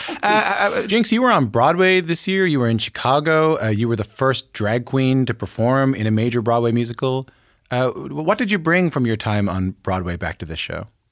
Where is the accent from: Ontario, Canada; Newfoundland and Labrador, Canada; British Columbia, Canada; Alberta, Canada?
Newfoundland and Labrador, Canada; St. John's; growing up in Saint John's, Newfoundland